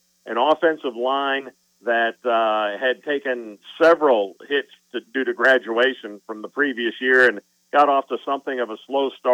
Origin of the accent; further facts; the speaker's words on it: northern lower peninsula of Michigan, United States; now in Ohio, United States; I'm headed up to my hometown and where I grew up in the northern lower peninsula of Michigan